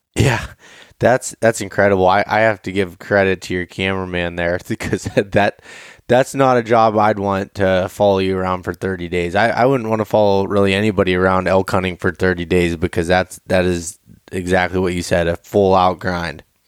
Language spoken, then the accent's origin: English; Appalachian Mountains, United States; also born or lived in Pittsburgh area; that's where I grew up, right in the center of it